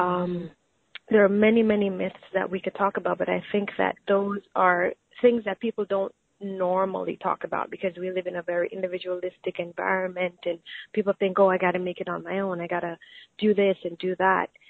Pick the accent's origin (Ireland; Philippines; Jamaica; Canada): Jamaica; I grew up in Jamaica